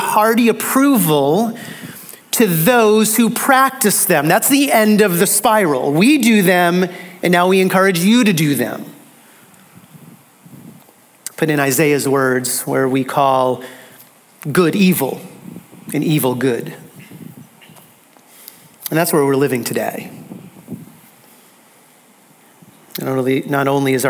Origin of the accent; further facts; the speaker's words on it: United States; American Christians